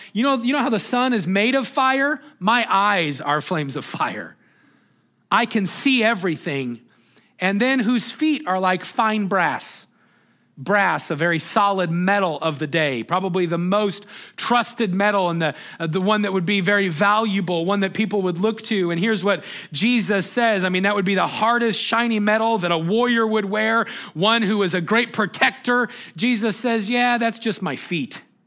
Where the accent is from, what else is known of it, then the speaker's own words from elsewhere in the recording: Moses Lake, Washington, United States; I'd say, Moses Lake